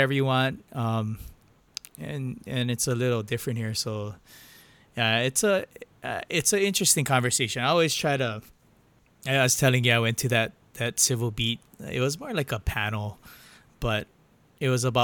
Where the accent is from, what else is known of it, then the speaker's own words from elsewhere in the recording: Hilo, Hawaii, United States; I'm from Hilo, I'm born and raised local